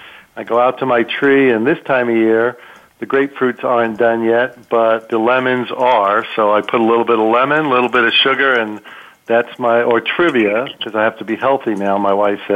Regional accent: Bellmore, New York, United States; now in Scottsdale, United States; I was raised three towns to the west of Massapequa.

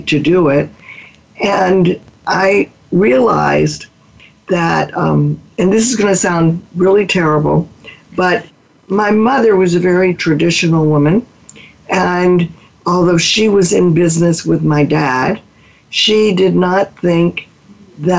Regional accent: Mobile, Alabama, United States; moved away as an adult; also born or lived in New Orleans, Louisiana; I grew up in Mobile, Alabama

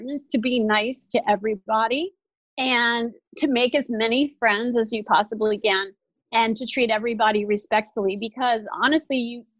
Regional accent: New Orleans, Louisiana, United States; born or raised there

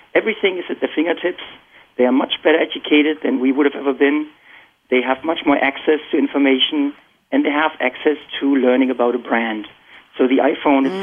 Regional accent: Germany; moved away as an adult; now in Boston, United States; So I'm born and raised in Germany, and you can probably still detect my accent. I've been here for about 18 years.

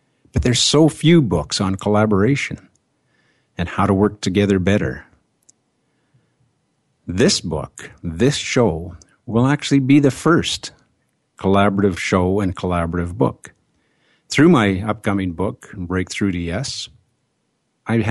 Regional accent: Canada; I am a Canadian

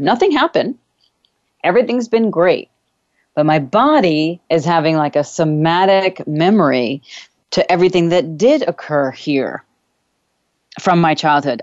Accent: New York, United States; moved away; I am actually doing this show from my childhood home, my actual childhood bedroom, one of my childhood bedrooms anyway, that I grew up here with in New York

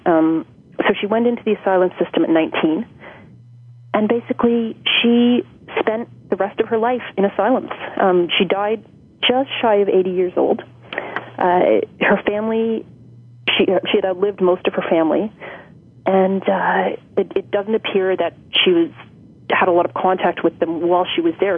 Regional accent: Toronto, Ontario, Canada; born and raised in Toronto

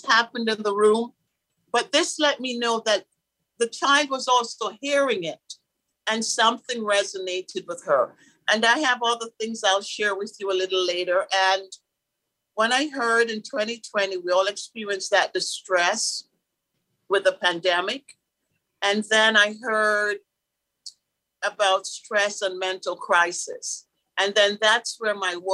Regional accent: Kingston, Jamaica; moved away; I was born in Kingston, Jamaica, and great parents. My dad was in the police force there

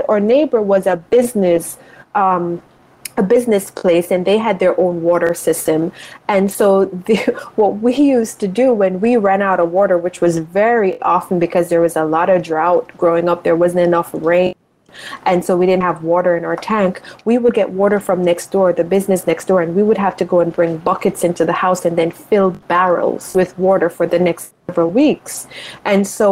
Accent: Spur Tree, Manchester, Jamaica; now in United States; So I grew up in Jamaica, and I grew up in rural Jamaica, so a town, a city called Manchester, a little town called Spurtree

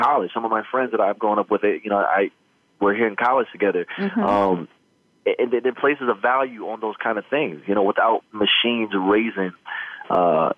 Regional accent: Midwest, United States; growing up in the Midwest

